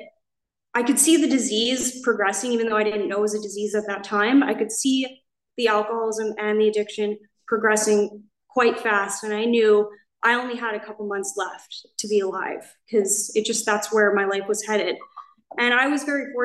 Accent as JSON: {"language": "English", "country": "Canada", "moved": "as an adult", "lives_now": "Laguna Niguel, United States", "said": "I'm from Canada. I moved here, I think 17 months ago"}